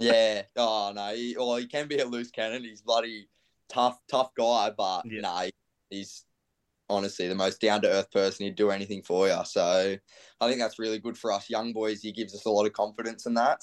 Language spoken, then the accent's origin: English; Central Coast, New South Wales, Australia; I'm from the Central Coast